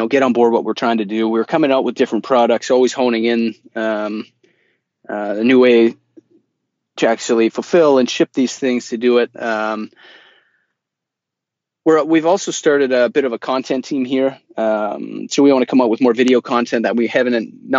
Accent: Vancouver, British Columbia, Canada; we're from Vancouver.

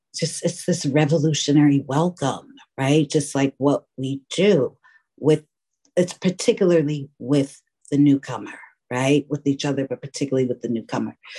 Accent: New York City, New York, United States; now in Oakland, United States; I was born and raised in New York City.

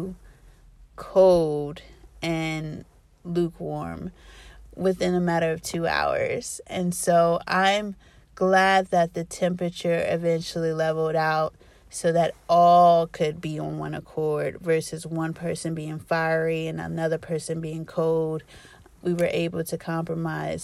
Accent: Columbus, Ohio, United States; I'm from Columbus, Ohio

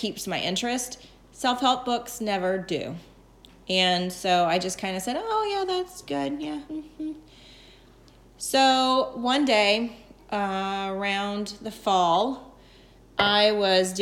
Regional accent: Atlanta, Georgia, United States; moved away as an adult; also born or lived in North Carolina; now in Rhode Island, United States; I grew up in Atlanta

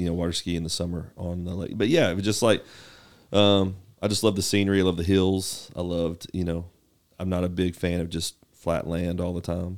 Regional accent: Knoxville, Tennessee, United States; moved away; I grew up in Knoxville, uh, born and raised Govals, uh, in East Tennessee

